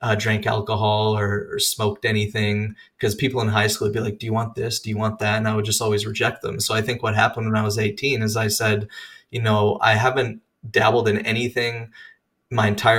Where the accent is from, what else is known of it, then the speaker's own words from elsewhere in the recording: Regina, Saskatchewan, Canada; moved away as an adult; now in Indiana, United States; I am born and raised in Canada, Regina, Saskatchewan to be specific